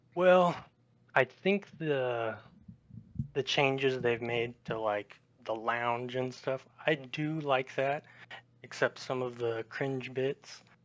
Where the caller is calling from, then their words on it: Las Vegas, Nevada, United States; I'm calling from Las Vegas, Nevada